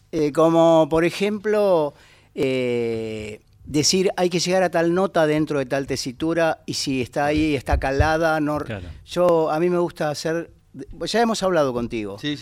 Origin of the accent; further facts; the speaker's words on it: Buenos Aires, Argentina; Mi lugar es Buenos Aires, yo soy un ratón porteño, vivo en el Bajo Flores